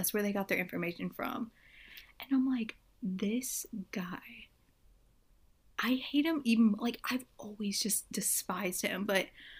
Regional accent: United States; I'm American.

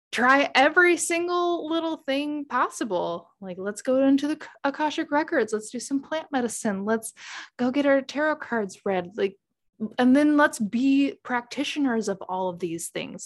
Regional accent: Midwest, United States; I'm from the Midwest

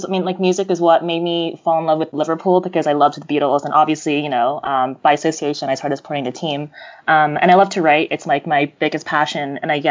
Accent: Jakarta, Indonesia; also born or lived in New York, United States; I'm American. I was born here in New York, but my parents were Indonesian, and so I'm a first-generation Indonesian-American immigrant. I spent the first few years of my life growing up in New York, and then my mom moved back to Jakarta with me

